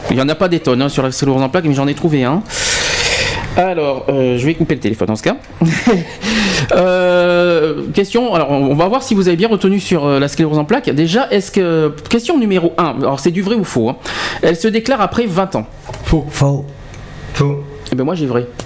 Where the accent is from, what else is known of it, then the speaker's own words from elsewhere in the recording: Sisteron, Provence-Alpes-Côte d'Azur, France; accent: Sisteron; Ah non, je suis de Sisteron. tu l'entends, l'accent de la lavande, Marseille et tout.